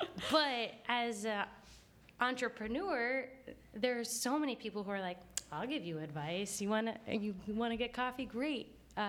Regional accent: Jersey City, New Jersey, United States; Like, I was from Jersey City. It's like, what?

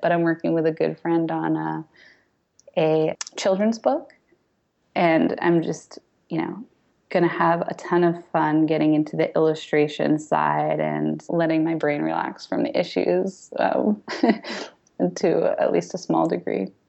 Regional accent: New Jersey, United States; I grew up mostly in New Jersey

